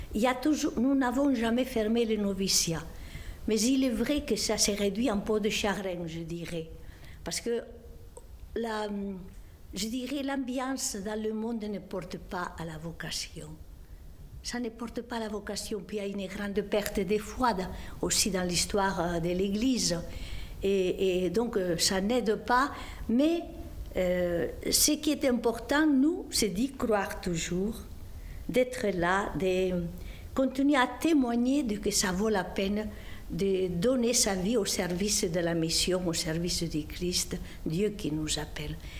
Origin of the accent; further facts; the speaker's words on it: Esterri de Cardós, Catalonia, Spain; now in Montauban, France; Je suis née dans les Pyrénées catalanes, versant espagnol, petit village de la montagne appelé Esterri de Cardos, limitrophe avec la Riège